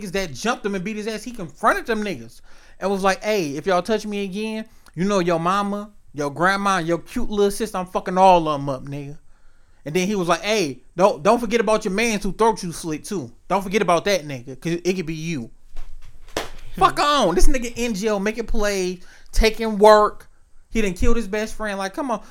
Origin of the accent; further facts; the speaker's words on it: Detroit, Michigan, United States; also born or lived in Hazel Park, Michigan; My heart, body, and soul always gonna be East Side of Detroit, Mac and Bewick, 4211 Hurlburt